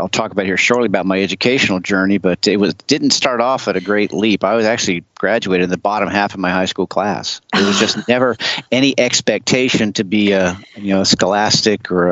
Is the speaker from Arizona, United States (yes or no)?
no; Charleston, South Carolina, United States; also born or lived in Cherry Point, North Carolina / Folly Beach, South Carolina; I was actually born up the coast and come back to Charleston, South Carolina